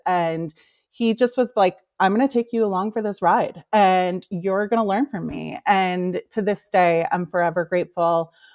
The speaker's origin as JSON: {"language": "English", "region": "New York", "country": "United States", "tie": "born or raised there", "moved": "yes", "lives_now": "Los Angeles, United States", "said": "born and raised in New York, currently living"}